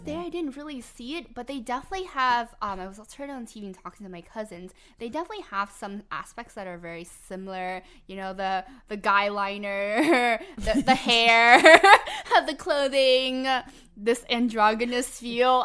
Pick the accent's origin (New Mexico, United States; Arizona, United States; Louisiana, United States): Louisiana, United States; Harvey; I'm from the West Bank um, in the more the Harvey area.